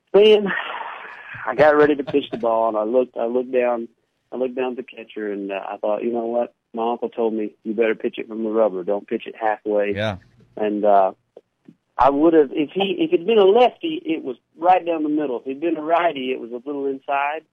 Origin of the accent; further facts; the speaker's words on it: Pontotoc, Mississippi, United States; Pontotoc is my hometown